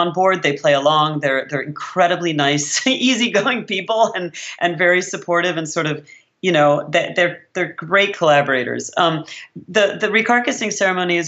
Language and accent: English; California, United States; moved away as an adult; also born or lived in Berlin; now in New York, United States; I say I'm from California. Like I really still identify as someone who grew up on the West Coast. I say I live in New York